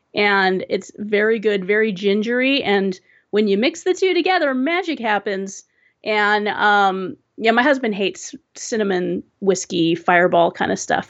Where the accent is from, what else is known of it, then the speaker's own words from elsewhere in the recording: Southern California, United States; also born or lived in Seattle area; now in Seattle, United States; I was, uh, born and raised in Southern California, and, um, one of the, the biggest, uh, tragedies of moving up to the Seattle area